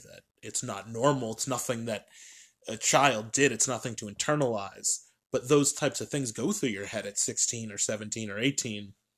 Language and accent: English; New Hampshire, United States; I'm a kid from New Hampshire.